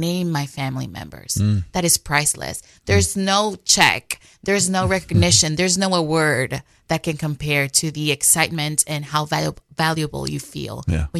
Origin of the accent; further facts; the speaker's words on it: Dominican Republic; moved away as an adult; now in United States; So actually, I came to the States in 2015 after getting married. I am from the Dominican Republic.